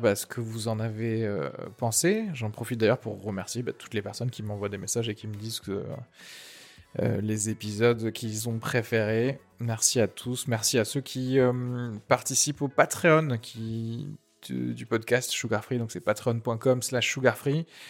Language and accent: French; Tarn, Occitania, France; je viens techniquement du Tarn. J'ai fait toutes mes études là-bas, de la primaire au lycée